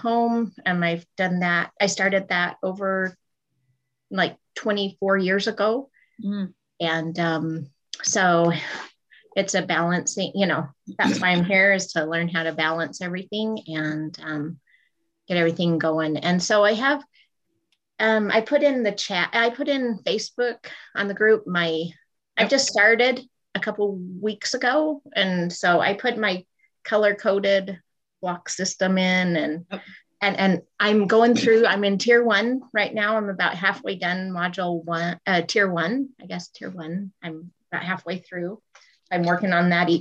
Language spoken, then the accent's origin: English; Northern Utah, United States; I'm from Utah, Northern Utah.